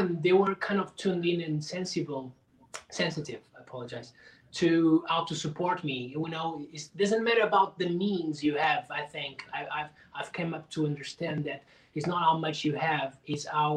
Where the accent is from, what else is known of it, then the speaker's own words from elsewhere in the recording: Portugal; English is a second language; moved away; also born or lived in Lisbon; Growing up in Portugal